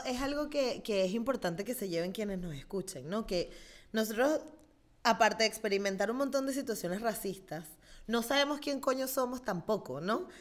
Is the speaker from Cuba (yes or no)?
no; Venezuela; now in Spain; yo soy venezolana